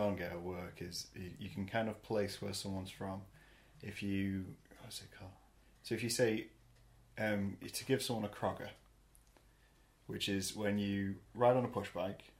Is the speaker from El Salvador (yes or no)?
no; Scunthorpe, Yorkshire and the Humber, United Kingdom; accent: Scunthorpe; I can recognise Scunthorpe's accent on most people because there's a very distinct way in which we pronounce certain things.